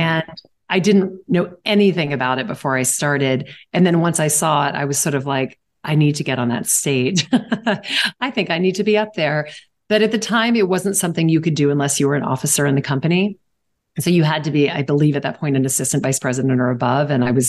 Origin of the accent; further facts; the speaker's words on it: Southern United States, United States; now in New York, United States; I didn't really have a lot of friends in New York when I first moved here because I moved here from the South.